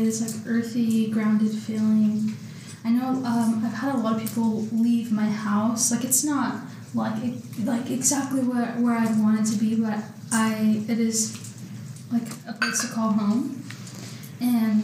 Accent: California, United States; moved away as an adult; Yes, I'm from California. I actually moved here in 2019.

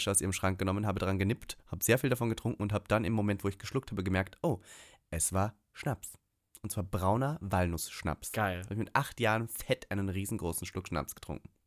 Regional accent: Austria; Weil ich glaube, halt ich bin Österreicher.

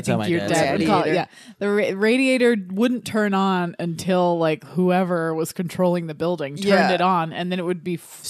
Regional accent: Texas, United States; now in New York, United States; kid growing up in Texas

